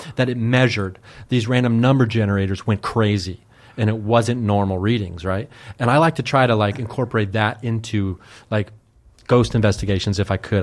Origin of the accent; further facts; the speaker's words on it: Dayton, Ohio, United States; I grew up in Dayton, Ohio, like a suburb of Dayton